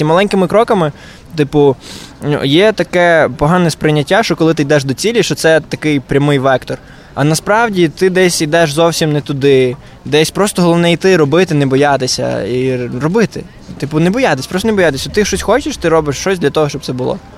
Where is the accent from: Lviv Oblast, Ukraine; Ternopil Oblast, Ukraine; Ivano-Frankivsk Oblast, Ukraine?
Lviv Oblast, Ukraine; Chervonohrad; also born or lived in Kopytiv, Lviv Oblast; Я родом з села, село Копитів, Сокальської е, той Сокальського району, колишнього тепер Черноградського району Львівської області.